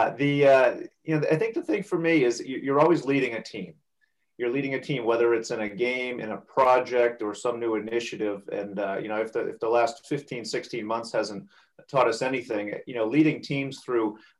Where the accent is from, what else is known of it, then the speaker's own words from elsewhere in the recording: Franklin, New Hampshire, United States; also born or lived in Boston, Massachusetts; I'm a New Hampshire guy through and through, born and raised in Franklin, New Hampshire